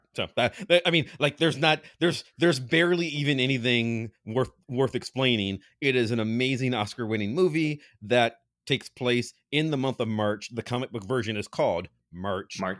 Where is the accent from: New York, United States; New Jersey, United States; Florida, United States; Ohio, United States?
Ohio, United States; Cleveland; I'm from Cleveland.